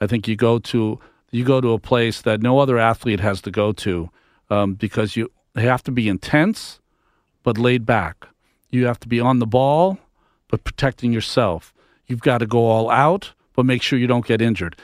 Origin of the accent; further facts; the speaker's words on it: Massachusetts, United States; I'm from Massachusetts. Grew up a Red Sox fan.